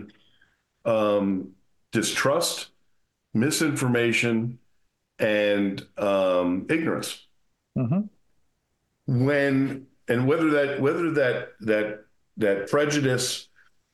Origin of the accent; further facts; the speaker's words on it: New Jersey, United States; moved away as an adult; now in Las Vegas, United States; I came from New Jersey. I grew up in New Jersey. I was a cop in New Jersey